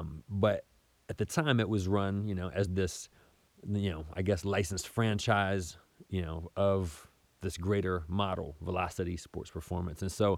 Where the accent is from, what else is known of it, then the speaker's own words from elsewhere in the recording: Southern United States, United States; And I was raised in the South pretty much my whole life in different places around the South.